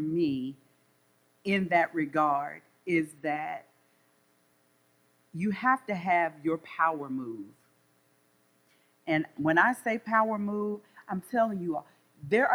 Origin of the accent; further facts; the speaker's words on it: the South, United States; accent: Southern drawl; also born or lived in North Carolina; I'm from the South, so I know I have a Southern drawl